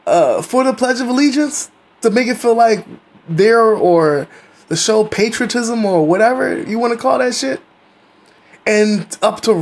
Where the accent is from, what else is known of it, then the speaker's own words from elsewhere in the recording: United States; as an American